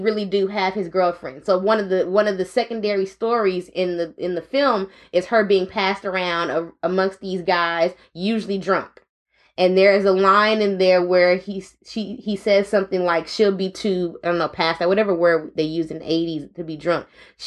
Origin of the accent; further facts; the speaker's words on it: the Bay Area, California, United States; I'm from the Bay